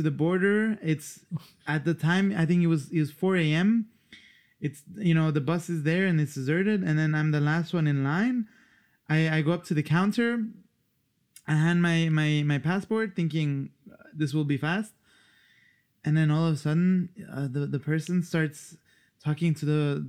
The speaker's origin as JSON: {"language": "English", "country": "Luxembourg", "tie": "born or raised there", "also_born_or_lived": "Switzerland / Iran (ancestry)", "moved": "as an adult", "lives_now": "Australia", "said": "I grew up in Luxembourg, but I don't fully feel Luxembourgish"}